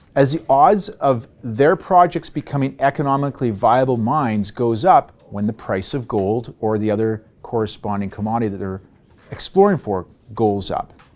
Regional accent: Canada

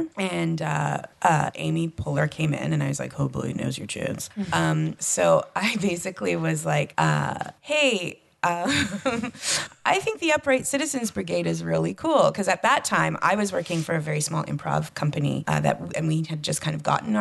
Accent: Canada; I'm from Canada

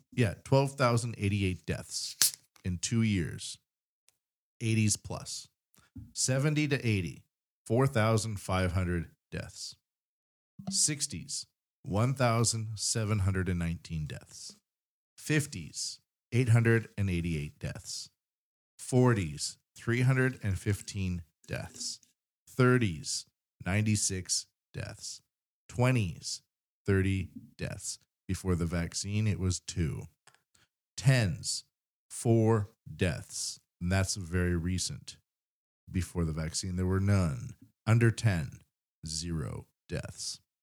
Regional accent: Vancouver Island, British Columbia, Canada; now in Japan; I come from Vancouver Island

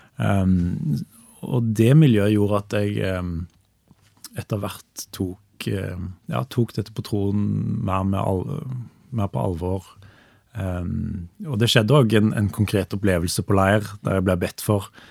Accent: Stavanger, Rogaland, Norway; i de menighetene som, som fantes i Stavanger, der jeg vokste opp.

